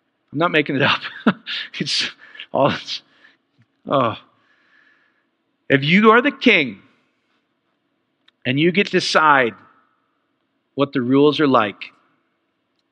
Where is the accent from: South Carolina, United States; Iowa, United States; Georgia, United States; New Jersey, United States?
Iowa, United States; I am from Iowa. I'm Polish